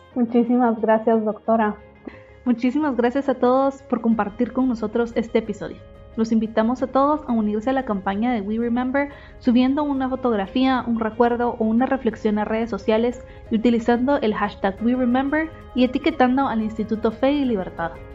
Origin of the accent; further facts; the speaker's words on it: Guatemala; como guatemaltecos